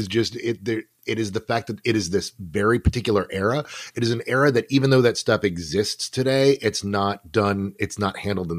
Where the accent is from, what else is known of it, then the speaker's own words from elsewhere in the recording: United States; I'm an American